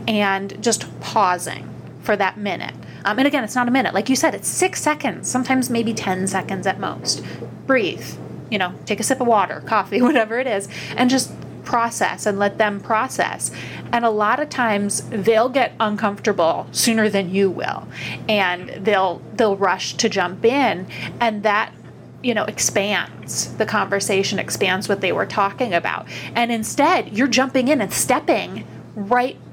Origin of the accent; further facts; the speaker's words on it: Upper Peninsula of Michigan, United States; now in New York, United States; I'm from the Upper Peninsula of Michigan, and I always thought I'd move somewhere warm. Somehow I landed in New York